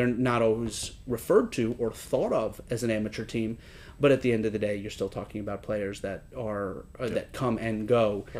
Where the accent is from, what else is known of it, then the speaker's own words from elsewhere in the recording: Rhode Island, United States; moved away as an adult; also born or lived in Washington, D.C.; after growing up in Rhode Island and going to college at American University in Washington, D.C.